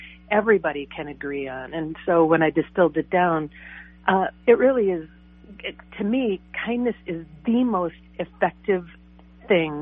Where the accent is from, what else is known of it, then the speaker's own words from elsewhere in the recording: Cambridge, Minnesota, United States; we were both from Cambridge